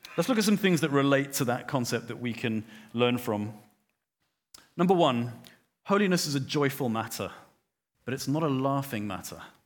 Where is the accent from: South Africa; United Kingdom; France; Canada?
South Africa; Johannesburg, Gauteng; I grew up in Johannesburg